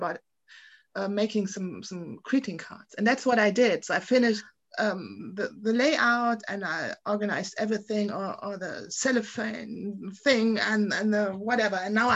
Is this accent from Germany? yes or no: yes; Germany; I'm an artist from Germany.